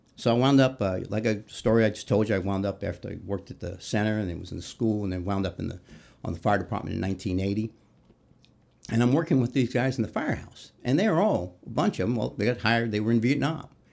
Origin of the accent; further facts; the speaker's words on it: New York City, New York, United States; moved away as an adult; also born or lived in Newport News, Virginia; now in Indianapolis, United States; I grew up in New York City, uh, Queens, and, um, lived there through, went to high school